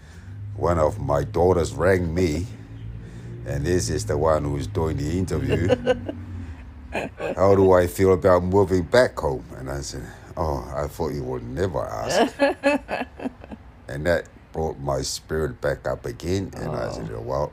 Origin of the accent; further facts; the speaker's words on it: Apia, Samoa; English is a second language; also born or lived in Auckland, New Zealand; now in Sydney, Australia; we moved to Apia, in Matautu, when I was crawling.